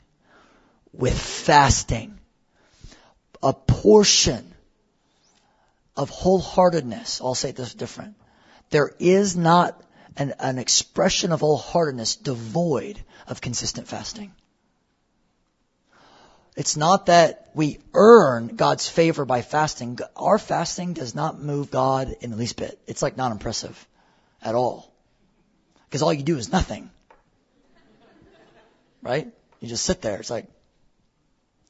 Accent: United States; we're so American

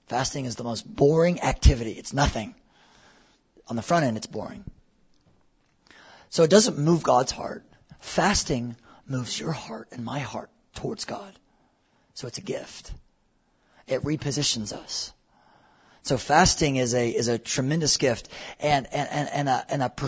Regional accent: United States; we're so American

